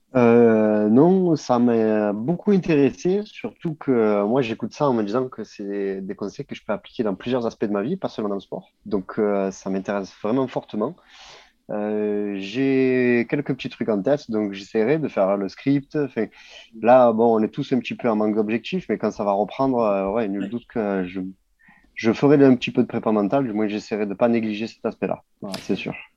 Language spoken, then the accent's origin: French; Marseille, Provence-Alpes-Côte d'Azur, France; en tant que Marseillais